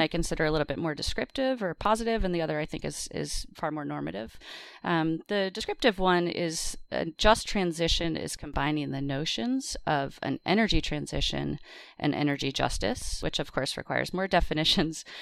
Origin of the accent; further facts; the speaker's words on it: Wisconsin, United States; moved away; I grew up in Wisconsin